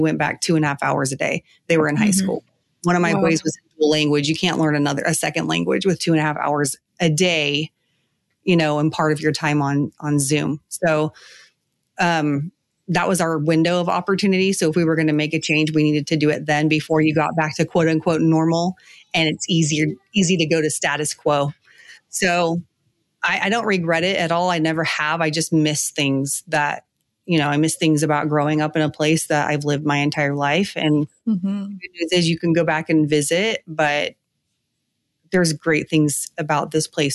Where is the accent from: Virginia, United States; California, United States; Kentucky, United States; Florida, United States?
California, United States; moved away as an adult; now in South Carolina, United States; I was born and raised in California